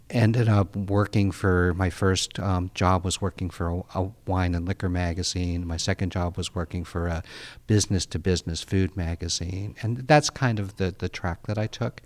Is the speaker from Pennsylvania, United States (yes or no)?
yes; outside Pittsburgh, Pennsylvania, United States; I grew up outside Pittsburgh, Pennsylvania